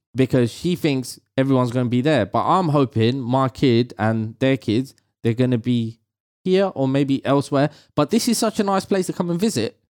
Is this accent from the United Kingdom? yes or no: yes; London, United Kingdom; I was raised in, I was raised in London.